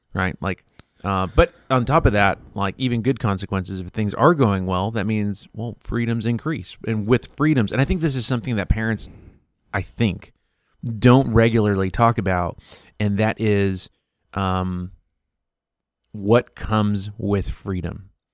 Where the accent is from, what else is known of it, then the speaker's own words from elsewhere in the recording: Mexico; growing up in Mexico with family